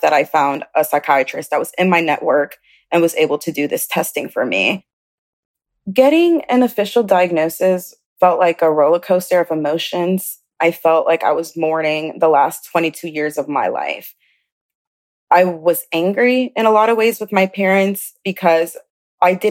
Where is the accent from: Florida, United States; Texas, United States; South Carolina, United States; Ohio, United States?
South Carolina, United States; also born or lived in Chicago, Illinois; I was born in Chicago, Illinois, but I grew up in South Carolina.